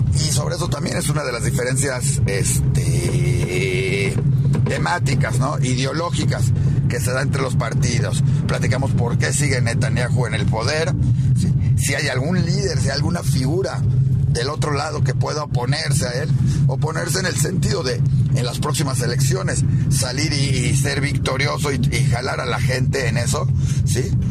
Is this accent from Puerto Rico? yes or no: no; Mexico; nos toca como mexicanos